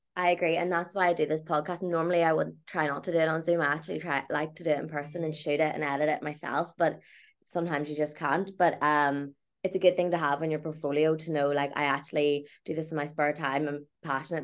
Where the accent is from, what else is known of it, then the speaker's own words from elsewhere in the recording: County Tyrone, Northern Ireland, United Kingdom; I'm not from Belfast, like from a rural place